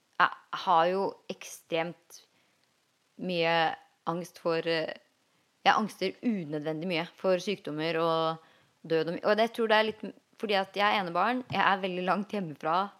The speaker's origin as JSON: {"language": "Norwegian", "country": "Norway", "tie": "born or raised there", "said": "en jeg vokste opp med i Jarmark"}